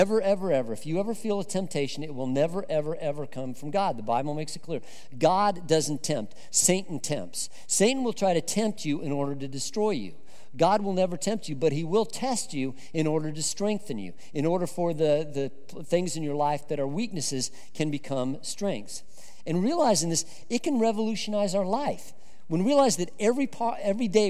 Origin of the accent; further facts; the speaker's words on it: Colorado, United States; I grew up in Colorado